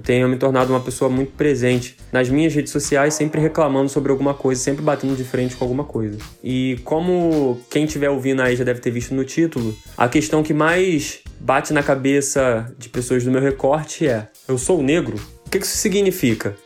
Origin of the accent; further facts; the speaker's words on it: Brazil; numa comunidade carente que é o Morro da Fé, que é justamente o contexto onde eu cresci